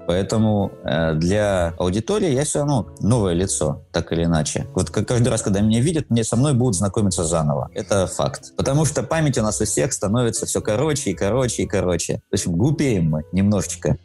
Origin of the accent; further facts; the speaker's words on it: Surgut, Khanty-Mansi Autonomous Okrug, Russia; now in Saint Petersburg, Russia; Родился я в э, городе Сургут, который стоит на реке Обь, Западная Сибирь.